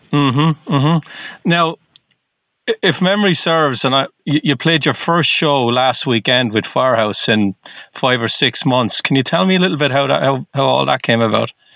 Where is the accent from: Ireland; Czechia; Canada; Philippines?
Ireland; now in Boston, United States; I'm not from the U.S. originally. I'm from Ireland.